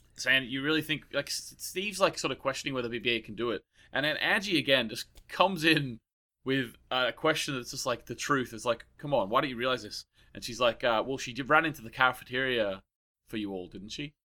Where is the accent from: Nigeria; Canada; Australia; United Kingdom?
Australia; now in Ireland; I'm from Australia, so I went to a lot of beaches